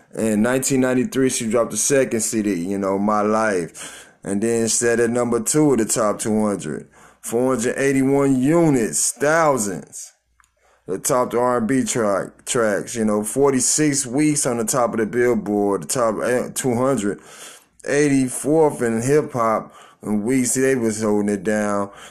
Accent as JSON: {"language": "English", "town": "Tulsa", "region": "Oklahoma", "country": "United States", "tie": "born or raised there", "said": "my hometown, Tulsa, Oklahoma"}